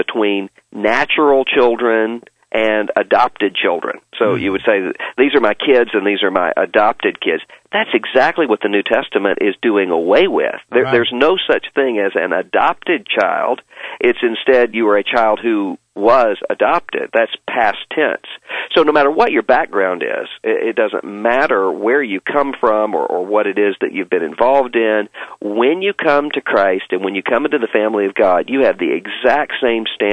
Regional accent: Biloxi, Mississippi, United States; moved away as an adult; now in Louisville, United States; I grew up in Biloxi, Mississippi, right outside of New Orleans.

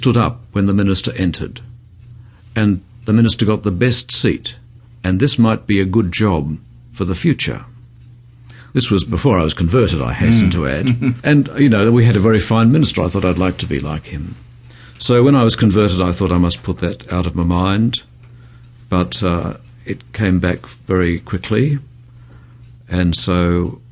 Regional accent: Melbourne, Victoria, Australia; I was born and brought up in Melbourne.

